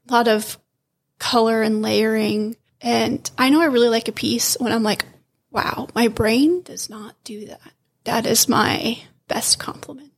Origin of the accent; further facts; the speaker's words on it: Austin, Texas, United States; I grew up here in Austin, Texas.